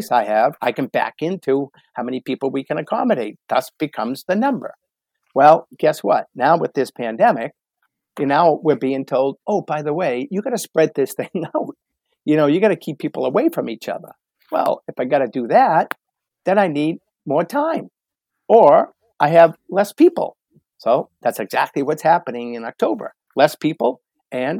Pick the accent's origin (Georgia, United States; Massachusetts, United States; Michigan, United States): Massachusetts, United States; Boston; growing up in the Boston area, it's a very sports oriented community